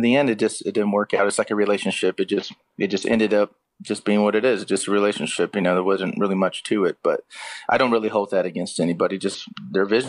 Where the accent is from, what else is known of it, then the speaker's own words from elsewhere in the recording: Austin, Texas, United States; I was born in Austin, Texas, and I was raised on 90s country music